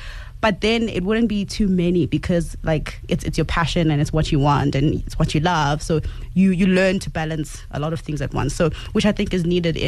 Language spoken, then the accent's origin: English; Soweto, Gauteng, South Africa; is a young lady from Soweto.